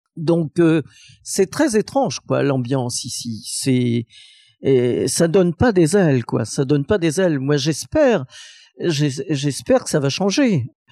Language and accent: French; Saint-Étienne, Auvergne-Rhône-Alpes, France; Saint-Étienne ma ville natale